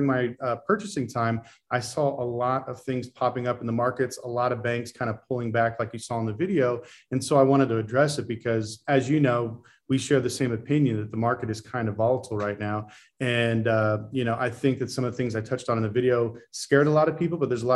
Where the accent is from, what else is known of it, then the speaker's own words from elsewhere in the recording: Las Vegas, Nevada, United States; Born and raised in Las Vegas